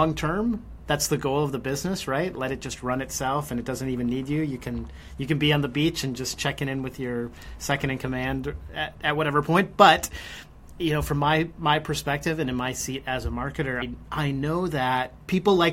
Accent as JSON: {"language": "English", "country": "United States", "said": "us Americans"}